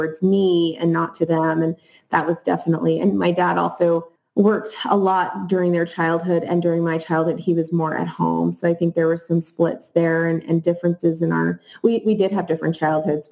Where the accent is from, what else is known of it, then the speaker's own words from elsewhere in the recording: New Jersey, United States; I grew up in New Jersey in a beautiful suburban community